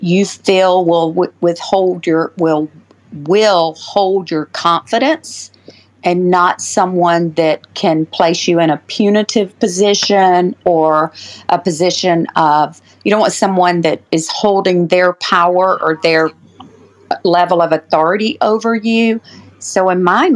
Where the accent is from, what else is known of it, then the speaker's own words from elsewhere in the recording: Georgia, United States; I am from Georgia